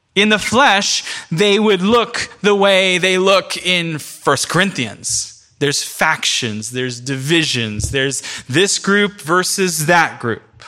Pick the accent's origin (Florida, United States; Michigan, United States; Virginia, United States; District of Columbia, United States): Florida, United States; Central; now in New York, United States; I'm from Central Florida